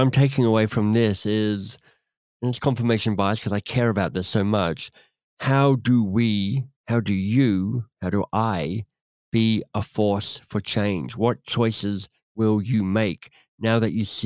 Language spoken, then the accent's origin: English; Australia; moved away; also born or lived in England / United States / Canada; As an Australian who's lived in Australia and England, tiny bit of time in the States and mostly in Canada